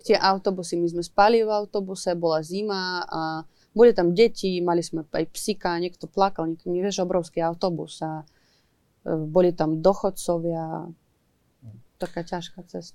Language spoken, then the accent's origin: Slovak; Ivano-Frankivsk, Ivano-Frankivsk Oblast, Ukraine; Slovak is a second language; moved away as an adult; also born or lived in Kyiv; som zo západnej Ukrajiny